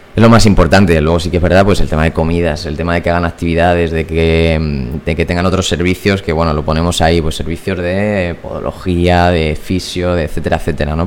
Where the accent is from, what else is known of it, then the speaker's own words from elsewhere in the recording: Puertollano, Castilla-La Mancha, Spain; moved away as an adult; now in Madrid, Spain; Yo soy de Puerto Llano, de un pueblo de Ciudad Real.